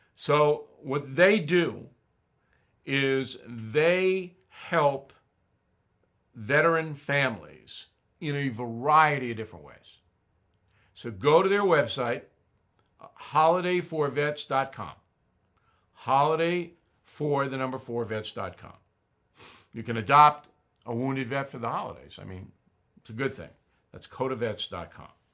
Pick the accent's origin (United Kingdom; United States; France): United States; I'm saying that as an American